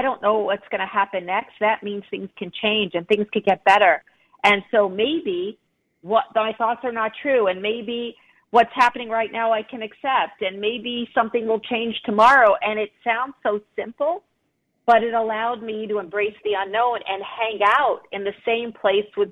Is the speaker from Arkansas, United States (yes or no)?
no; Long Island, New York, United States; I grew up on Long Island, I grew up in the United States